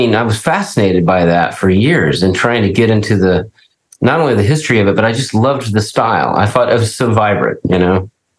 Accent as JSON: {"language": "English", "region": "Texas", "country": "United States", "said": "I'm a Texan"}